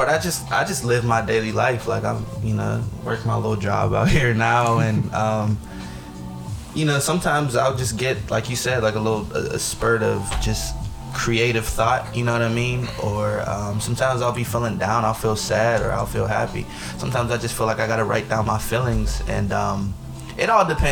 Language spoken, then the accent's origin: English; Pittsburgh, Pennsylvania, United States; also born or lived in Woodland Hills; I'm from the Hill District